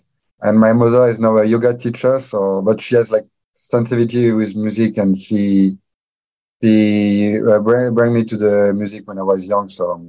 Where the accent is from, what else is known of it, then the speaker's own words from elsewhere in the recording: south of France, France; also born or lived in Paris; I'm from France, south of France, actually. I was born in south of France, and now I live in Paris and Montpellier in south of France.